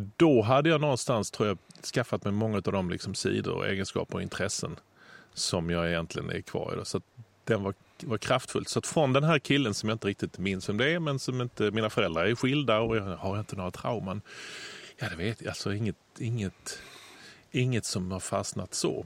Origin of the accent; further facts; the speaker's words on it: Lund, Skåne, Sweden; min hemstad Lund